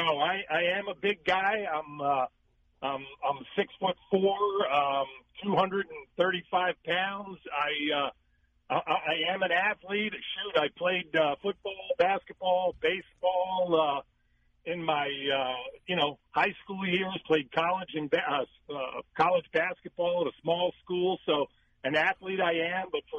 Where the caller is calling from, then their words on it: Phoenix, Arizona, United States; I'm calling from Phoenix, Arizona.